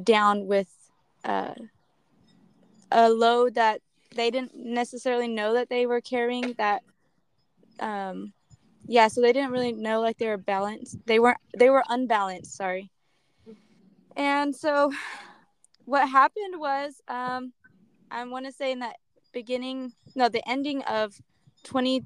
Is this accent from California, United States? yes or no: yes; Modesto, California, United States; I'm from Modesto, California